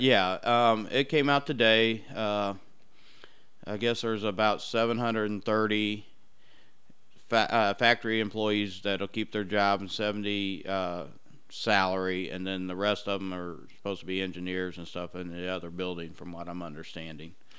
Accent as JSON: {"language": "English", "town": "Brownsburg", "region": "Indiana", "country": "United States", "tie": "born or raised there", "said": "I grew up in the Brownsburg area"}